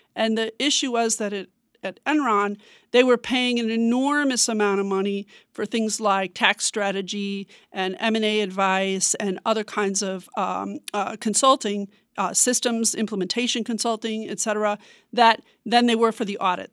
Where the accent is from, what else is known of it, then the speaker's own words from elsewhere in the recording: Chicago, Illinois, United States; moved away as an adult; now in Washington, D.C., United States; I'm originally from Chicago. I've been here in Washington for almost five years.